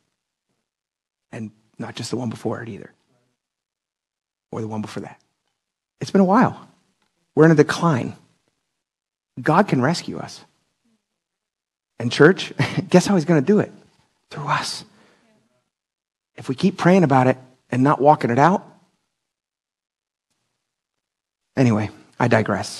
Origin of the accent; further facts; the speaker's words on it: United States; I'm thankful to have served our country in the Air Force for 15 years